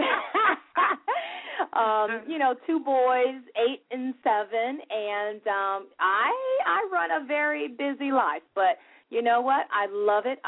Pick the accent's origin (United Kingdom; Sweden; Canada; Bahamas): Bahamas; Nassau, New Providence; I'm originally from Nassau, Bahamas.